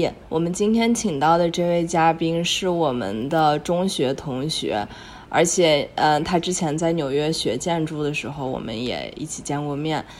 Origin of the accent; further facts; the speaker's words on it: Taiyuan, Shanxi, China; accent: Taiyuan; moved away as an adult; 如果我想太原味重的话，我可以很重。